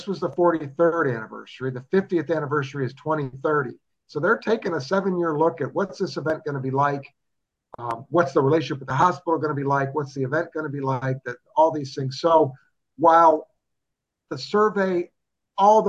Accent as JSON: {"language": "English", "town": "Cuyahoga Falls", "region": "Ohio", "country": "United States", "tie": "born or raised there", "lives_now": "Columbus, United States", "said": "growing up in Cuyahoga Falls"}